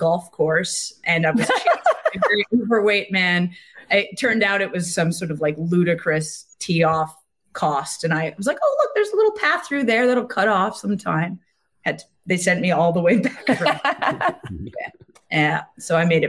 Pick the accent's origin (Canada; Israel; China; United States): Canada; Quebec; moved away as an adult; also born or lived in Wales; now in Vancouver, Canada; I'm from Quebec.